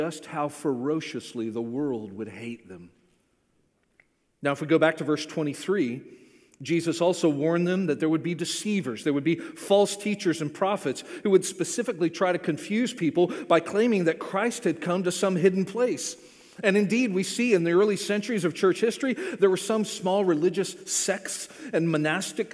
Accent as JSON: {"language": "English", "region": "Florida", "country": "United States", "tie": "born or raised there", "said": "I grew up in Florida"}